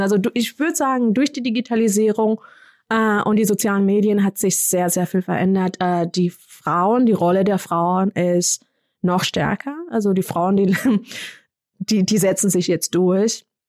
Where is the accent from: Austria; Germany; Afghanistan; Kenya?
Kenya; moved away; ich komme aus Kenia, ich kenne die Sprachen.